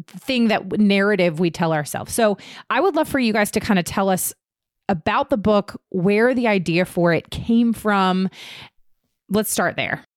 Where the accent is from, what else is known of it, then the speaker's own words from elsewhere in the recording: Virginia, United States; now in North Carolina, United States; I'm originally from Virginia, not Lynchburg though.